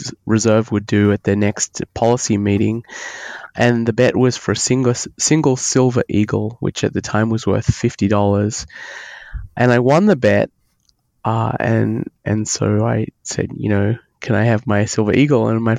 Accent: Australia; accent: Australian; moved away as an adult; now in United States; I'm Australian. You can probably hear that in my accent. I came to the United States in 2000, so almost 20 years ago

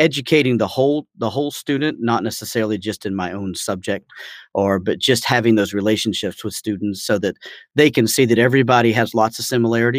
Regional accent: Atlanta, Georgia, United States; moved away as an adult; also born or lived in China; I'm from Atlanta originally.

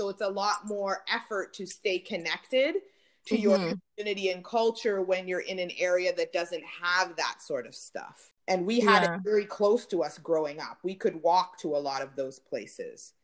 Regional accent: Peel area, Ontario, Canada; we grew up close together in the Peel area

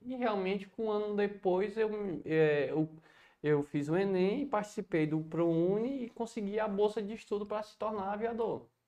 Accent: Viçosa do Ceará, Ceará, Brazil; moved away as an adult; also born or lived in Cuiabá; now in Fortaleza, Brazil; eu sou nascido e criado, de fato, em Viçosa do Ceará

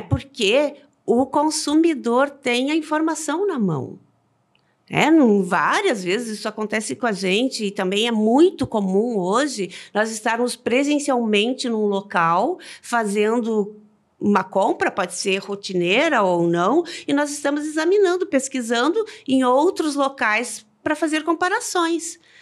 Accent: Rio Grande do Sul, Brazil; nós como gaúchas

